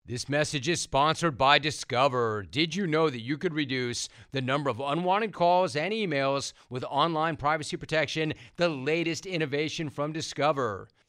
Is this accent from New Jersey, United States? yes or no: no; Los Angeles, California, United States; I grew up in Los Angeles